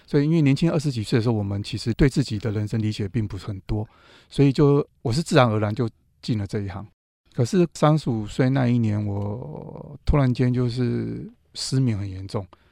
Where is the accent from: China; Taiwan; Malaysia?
Taiwan; Taipei; 因为我是土生土长的东区小孩啦